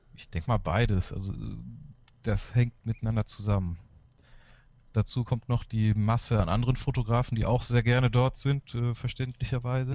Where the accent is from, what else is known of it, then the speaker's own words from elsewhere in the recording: Galicia, Spain; moved away; also born or lived in Chile; also ich bin in Galicien aufgewachsen, das ist auch eher die raue Gegend von Spanien danach in Chile gelebt